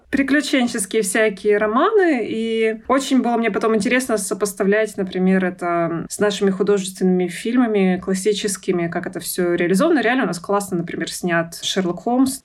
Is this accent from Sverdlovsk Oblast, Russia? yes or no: yes; Yekaterinburg, Sverdlovsk Oblast, Russia; Я родилась в Екатеринбурге в 88 году. А, всю жизнь живу на Урале